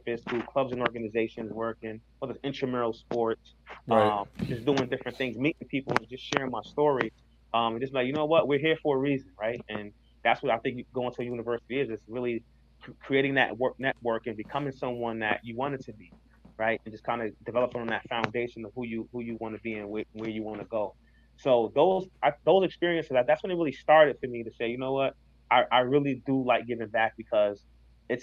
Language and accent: English; Hartford, Connecticut, United States; I grew up in Hartford